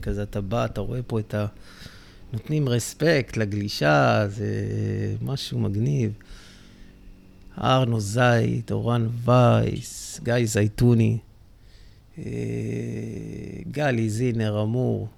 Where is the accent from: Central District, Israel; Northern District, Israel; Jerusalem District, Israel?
Central District, Israel; Netanya; אני נולדתי בדרום נתניה, זה שכונת קריית נורדו